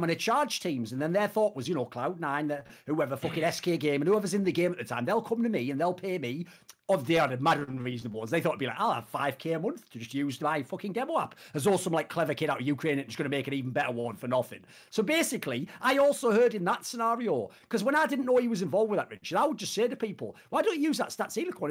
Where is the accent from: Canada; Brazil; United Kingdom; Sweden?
United Kingdom; I'm British